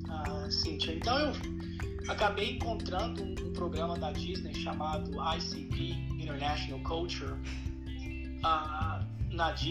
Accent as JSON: {"language": "Portuguese", "town": "Uberlândia", "region": "Minas Gerais", "country": "Brazil", "tie": "born or raised there", "said": "mudamos para uma cidade em Minas Gerais, no Triângulo Mineiro, chamada Uberlândia, que é a minha casa, é onde eu cresci, fui para escola, formei e virei um profissional da área de publicidade e propaganda."}